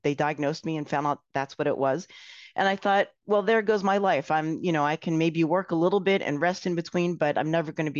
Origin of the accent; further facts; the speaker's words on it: Philadelphia, Pennsylvania, United States; moved away as an adult; now in Miami, United States; I'm from Philadelphia originally, and I've been in Miami since 1998. Growing up in Philadelphia, I was actually a tennis player